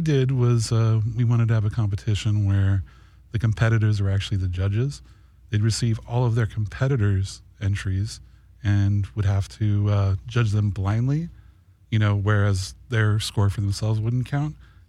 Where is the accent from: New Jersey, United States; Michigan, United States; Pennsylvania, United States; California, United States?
California, United States; Los Angeles; also born or lived in Arizona; I was born in Arizona, but I grew up here in the San Fernando Valley.